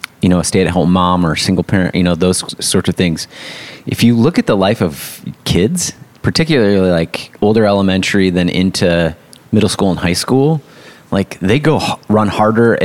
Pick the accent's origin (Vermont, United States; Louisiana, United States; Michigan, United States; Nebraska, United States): Michigan, United States; West; I grew up in West Michigan